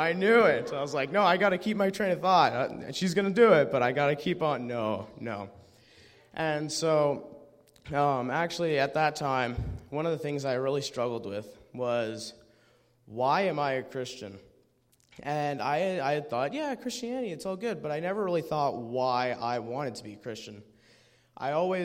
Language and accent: English; Medicine Hat, Alberta, Canada; I'm from Medicine Hat